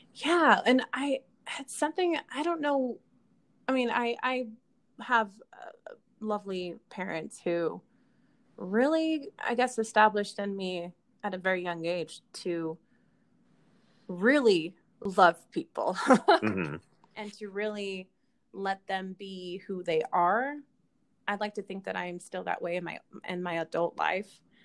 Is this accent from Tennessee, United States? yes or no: no; Kaysville, Utah, United States; also born or lived in California; most of my life, I grew up in Kaysville, Utah.